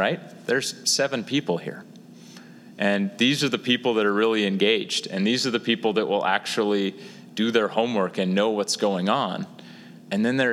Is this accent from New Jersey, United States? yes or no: no; Lawrence, Kansas, United States; I grew up in Lawrence. I went to KU